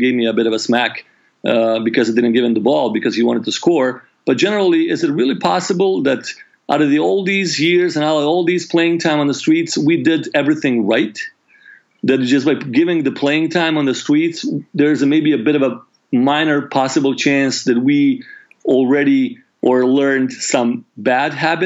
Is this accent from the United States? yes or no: no; Croatia; I grew up in Yugoslavia up until the age of 8. I was born in Yugoslavia, and the war broke out when I was 18, 1990.